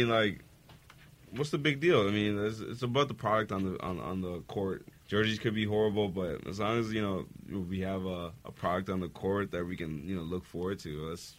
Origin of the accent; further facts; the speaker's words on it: Mississauga, Ontario, Canada; I'm from Mississauga.